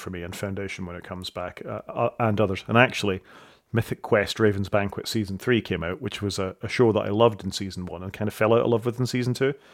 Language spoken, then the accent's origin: English; Saudi Arabia; I didn't grow up in the United Kingdom. I grew up in Saudi Arabia, and I came back to this Jimmy Savile character